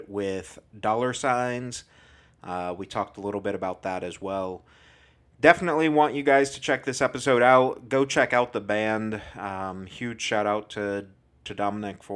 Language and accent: English; Indiana, United States; I'm from Indiana, about an hour north of Indianapolis